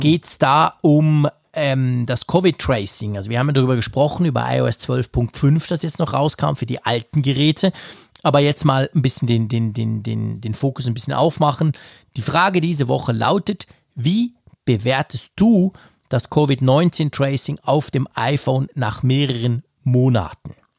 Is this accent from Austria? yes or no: no; Switzerland; accent: Swiss German; Ich bin ja gefälligst ein Schweizer, der Schweizerdeutsch spricht